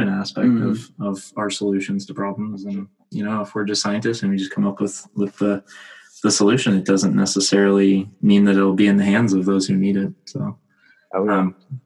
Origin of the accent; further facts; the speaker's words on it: Pacific Northwest, United States; growing up in America and the Pacific Northwest